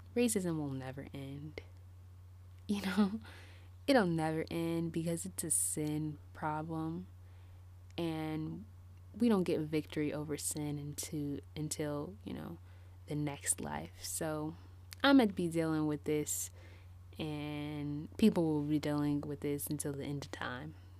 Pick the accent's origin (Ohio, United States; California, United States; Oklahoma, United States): California, United States; Bay Area; moved away; I moved away from the Bay Area, um, in two thousand twelve